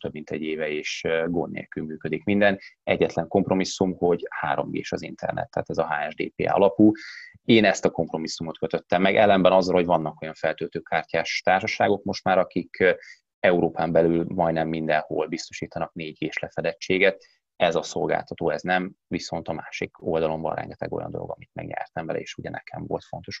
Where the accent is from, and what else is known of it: Hungary; also born or lived in Netherlands